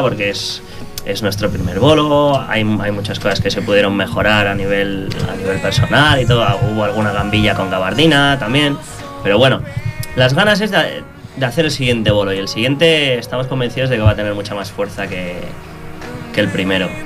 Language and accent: Spanish; Bilbao, Basque Country, Spain; now in Sant Feliu de Llobregat, Spain; Yo soy de Bilbao, soy vasco